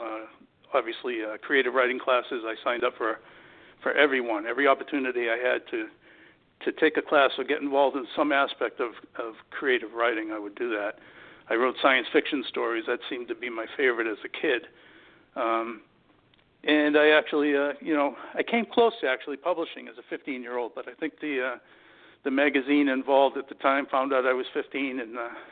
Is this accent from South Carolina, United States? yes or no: no; Massachusetts, United States; I grew up in Massachusetts entirely